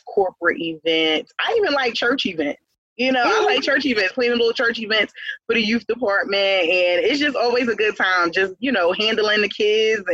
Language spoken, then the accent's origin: English; Philadelphia, Pennsylvania, United States; I'm from Philadelphia